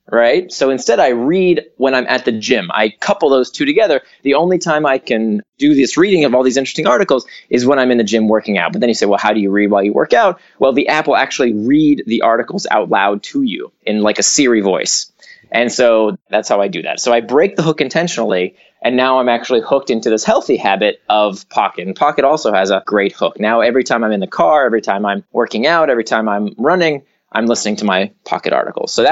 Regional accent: Orlando, Florida, United States; also born or lived in Atlanta / New York; now in San Francisco, United States; I grew up in Orlando and then went to school in Atlanta and then New York. Uh, then I was in Silicon Valley and now I'm in San Francisco.

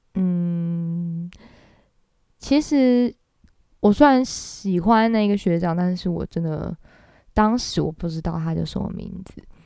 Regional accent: Taiwan; accent: Taiwanese accent; 我是台湾人，所以我讲法文如果有点台湾腔也是正常的咯，对，我也没有学过法文

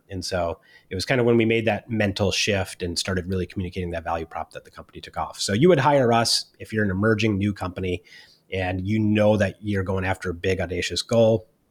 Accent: Minneapolis, Minnesota, United States; moved away as an adult; also born or lived in Silicon Valley; I was originally from Minneapolis, Minnesota

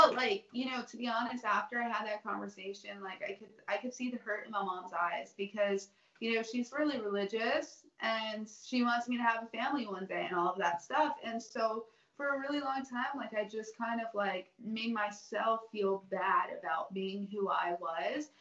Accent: the South, United States; growing up in the South

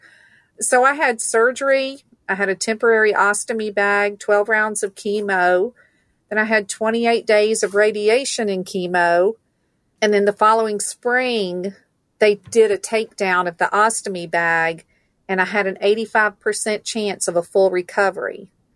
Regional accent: Stone Mountain, Georgia, United States; also born or lived in Valdosta, Georgia; I was born in Valdosta, Georgia. I'm a good South Georgia girl. I grew up in Stone Mountain

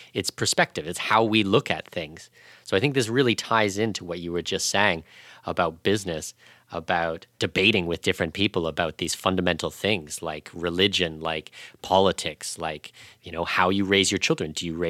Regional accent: Canada; like I'm Canadian

